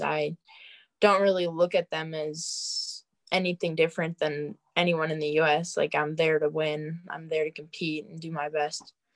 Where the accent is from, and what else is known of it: Wisconsin, United States; moved away; also born or lived in Colorado